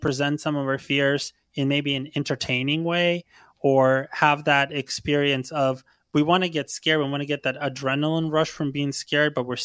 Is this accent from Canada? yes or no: no; Ukraine; now in United States; I'm actually originally from Ukraine